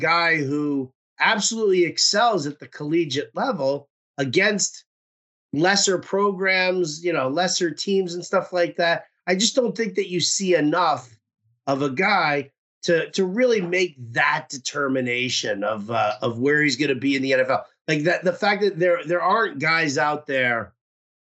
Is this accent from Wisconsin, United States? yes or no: no; New York, United States; growing up in New York